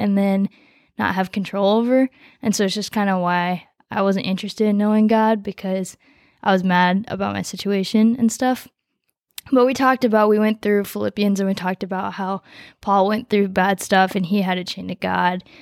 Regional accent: Coon Rapids, Minnesota, United States; also born or lived in Nepal; I grew up in Coon Rapids

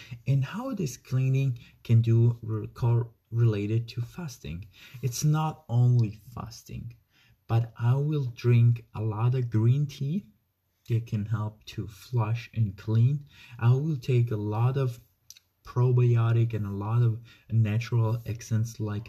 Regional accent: Italy; moved away; I came from Italy, the country of food

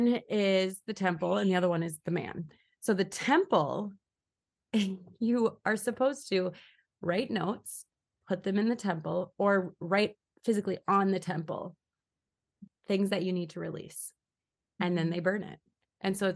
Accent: Minnesota, United States; I grew up in Minnesota

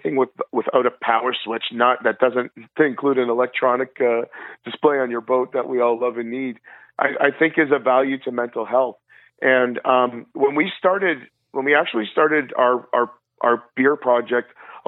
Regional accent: Prince Edward County, Ontario, Canada; I grew up in Prince Edward County walleye fishing at my cousin's cottage

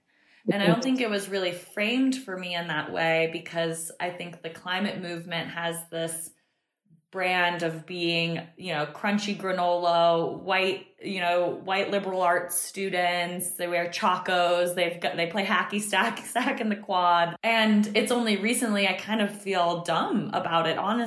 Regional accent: Florida, United States; moved away as an adult; also born or lived in North Carolina; I grew up in Florida

